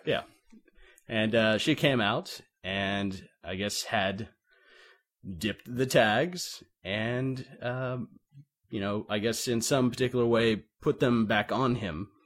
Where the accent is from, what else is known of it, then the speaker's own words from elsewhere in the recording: Navarre, Florida, United States; back to my hometown of, uh, well, Navarre, Florida